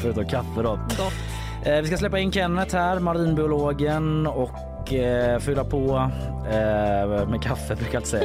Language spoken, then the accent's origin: Swedish; Gothenburg, Västra Götaland, Sweden; jag är göteborgare